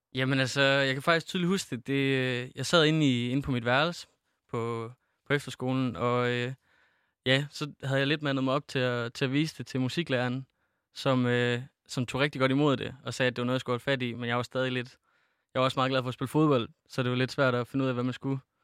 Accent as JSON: {"language": "Danish", "town": "Feldballe", "region": "Central Denmark Region", "country": "Denmark", "said": "der er ikke nogen, der kender den lille by, jeg kommer fra, der hedder Fældballe"}